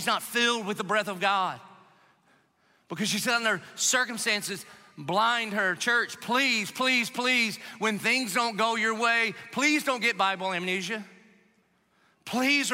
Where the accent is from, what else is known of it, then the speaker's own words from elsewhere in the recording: South Carolina, United States; I grew up in South Carolina